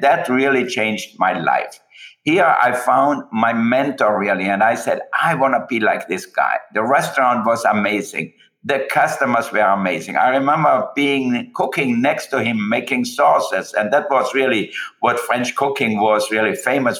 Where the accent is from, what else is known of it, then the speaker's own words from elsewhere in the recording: Austria; moved away; I was born in Austria.